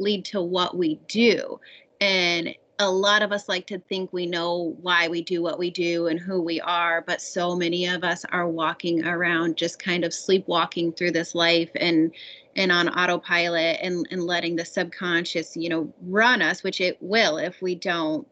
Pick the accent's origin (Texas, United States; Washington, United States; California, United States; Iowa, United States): Iowa, United States; central; moved away as an adult; also born or lived in New York; born and raised in Iowa, central Iowa